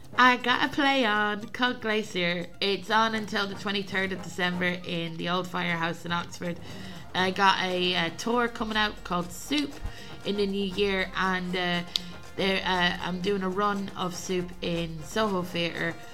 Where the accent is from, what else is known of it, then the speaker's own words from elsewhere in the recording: Ireland; moved away; I'm from Ireland originally